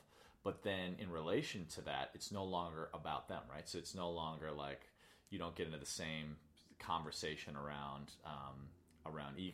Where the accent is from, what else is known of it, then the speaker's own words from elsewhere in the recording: Chicago, Illinois, United States; I grew up in Chicago